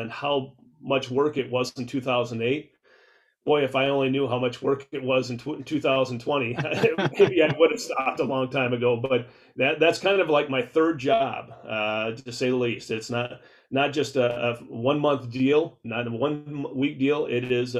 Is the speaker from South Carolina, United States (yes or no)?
no; Southwest Minnesota, United States; growing up in Southwest Minnesota, I can remember the mom and pop bait shops that we used to go to in Worthington